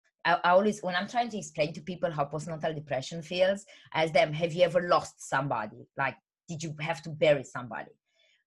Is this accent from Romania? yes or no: yes; Romania; English is a second language; moved away as an adult; also born or lived in England; now in United Kingdom; I'm originally from Romania, but I moved to the UK, England, about 10 years ago. I'm 28 now.